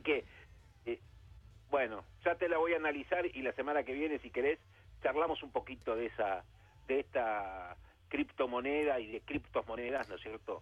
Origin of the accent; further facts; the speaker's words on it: Argentina; como bien argentino